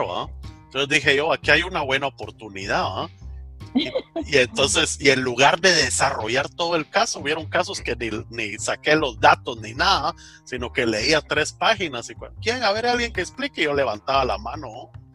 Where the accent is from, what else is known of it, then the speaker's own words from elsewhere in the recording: Santa Lucía, Guatemala; en Santa Lucía, vamos, donde soy